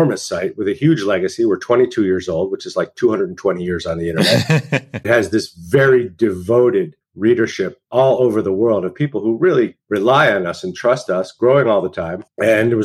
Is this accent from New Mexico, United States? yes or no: yes; Santa Fe, New Mexico, United States; moved away; also born or lived in New York; I grew up in Santa Fe, New Mexico.